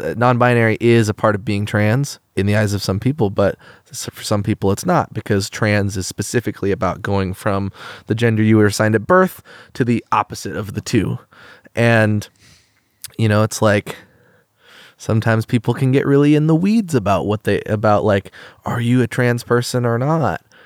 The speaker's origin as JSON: {"language": "English", "town": "Eugene", "region": "Oregon", "country": "United States", "tie": "born or raised there", "said": "growing up in Eugene, a very countercultural place"}